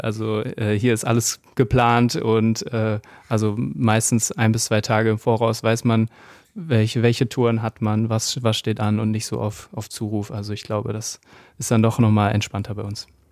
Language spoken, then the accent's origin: German; Gütersloh, North Rhine-Westphalia, Germany; now in Cologne, Germany; ich komme aus Gütersloh und wir sind aber jetzt schon sehr lange in Köln, also zugezogene Kölner